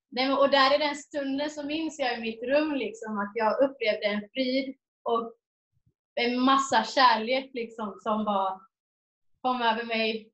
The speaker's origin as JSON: {"language": "Swedish", "town": "Jönköping", "region": "Jönköping County", "country": "Sweden", "tie": "born or raised there", "moved": "as an adult", "lives_now": "Mariestad, Sweden", "said": "jag kommer från Jönköping, har bott där i 18 år, men bor i Mariestad sedan fyra år tillbaks."}